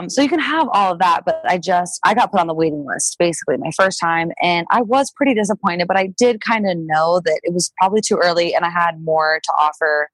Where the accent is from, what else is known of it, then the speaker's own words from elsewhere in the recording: South Dakota, United States; I'm from South Dakota